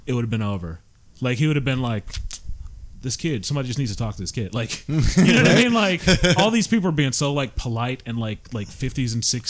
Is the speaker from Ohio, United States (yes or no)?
yes; Cleveland, Ohio, United States; I'm a comedian from Cleveland, Ohio.